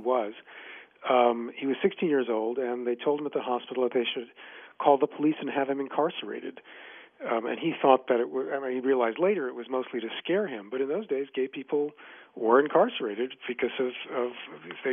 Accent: New York City, New York, United States; I grew up in Kew Gardens, Queens

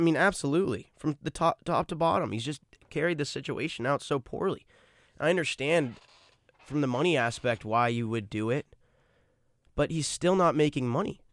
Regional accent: New England, United States; I'm from New England

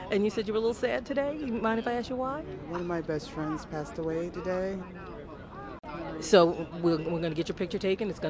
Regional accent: New York City, New York, United States; I'm from New York City.

